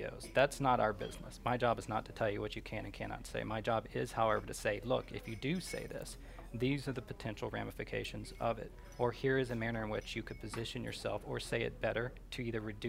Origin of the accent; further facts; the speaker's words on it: Baton Rouge, Louisiana, United States; I'm from Baton Rouge